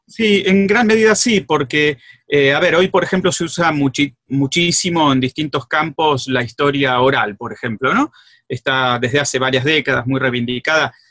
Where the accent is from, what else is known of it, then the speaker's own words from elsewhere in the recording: Greater Buenos Aires, Argentina; also born or lived in Rosario; now in San Miguel, Argentina; yo soy del conurbano, del Gran Buenos Aires, soy de Villa en realidad, pero mm, vivo en San Miguel